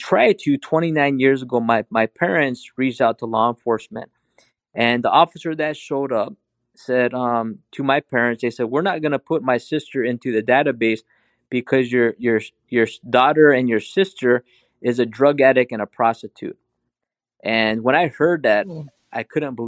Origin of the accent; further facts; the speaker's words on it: Arizona, United States; I'm Native American, Navajo and Hopi. I'm retired law enforcement from here in Arizona.